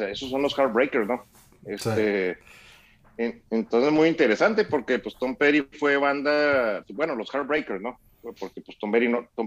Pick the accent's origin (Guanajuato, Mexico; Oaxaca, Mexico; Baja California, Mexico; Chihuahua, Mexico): Chihuahua, Mexico; No, somos de Chihuahua